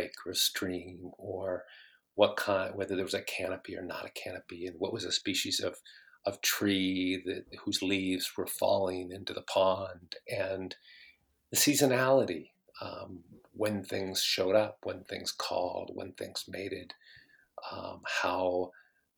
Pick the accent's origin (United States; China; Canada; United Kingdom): United States; Bellevue, Washington; I grew up in Bellevue